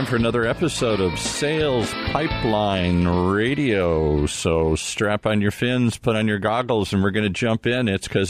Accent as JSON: {"language": "English", "town": "Detroit", "region": "Michigan", "country": "United States", "moved": "yes", "lives_now": "California, United States", "said": "I'm from Detroit"}